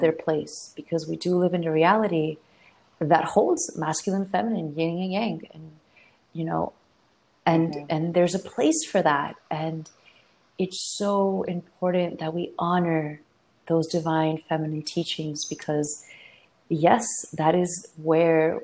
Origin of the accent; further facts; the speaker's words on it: South Florida, United States; moved away as an adult; also born or lived in Argentina / Brooklyn, New York; I grew up in South Florida